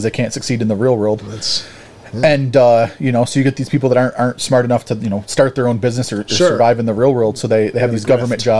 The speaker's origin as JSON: {"language": "English", "town": "Buffalo", "region": "New York", "country": "United States", "also_born_or_lived": "Hamburg, New York", "said": "I'm from Buffalo"}